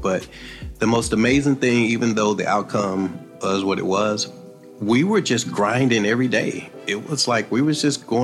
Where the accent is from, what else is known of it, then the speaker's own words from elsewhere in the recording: East St. Louis, Illinois, United States; Born and raised in East St. Louis, Illinois